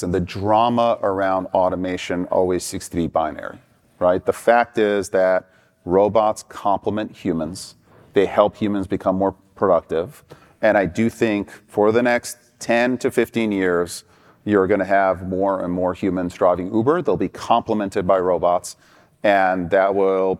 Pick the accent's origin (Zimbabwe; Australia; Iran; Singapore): Iran; moved away; I experienced growing up in Iran